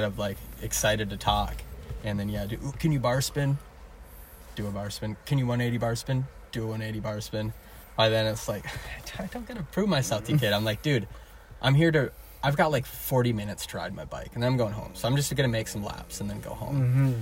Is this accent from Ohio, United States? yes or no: no; McKenzie County, North Dakota, United States; I've been here since I was like, probably 10 years old or maybe 11